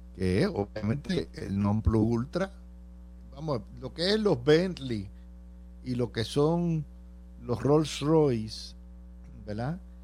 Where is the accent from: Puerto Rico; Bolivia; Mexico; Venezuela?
Puerto Rico; Cidra; el exalcalde de mi pueblo, Javier Carrasquillo